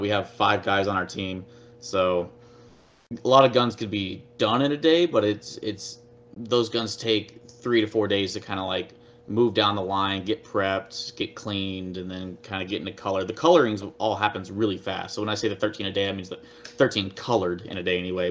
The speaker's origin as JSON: {"language": "English", "town": "Fort Worth", "region": "Texas", "country": "United States", "tie": "born or raised there", "said": "I was born and raised in Texas, first of all, Fort Worth, Texas"}